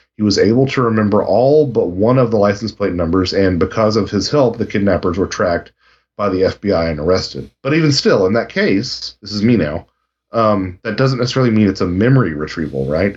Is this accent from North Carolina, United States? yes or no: yes; North Carolina, United States; I'm from North Carolina